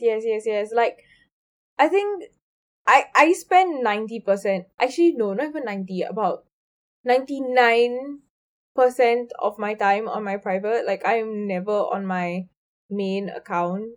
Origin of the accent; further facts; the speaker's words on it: India; I'm Indian